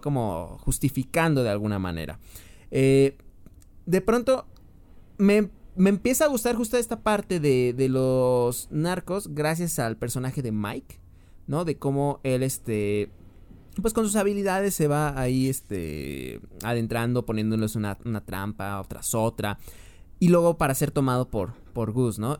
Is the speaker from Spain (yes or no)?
no; Mexico; siendo mexicano